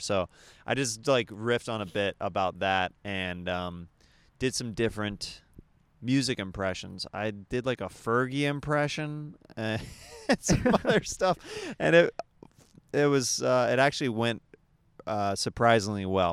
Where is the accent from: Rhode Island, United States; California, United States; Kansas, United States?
Kansas, United States; the way I was raised in Kansas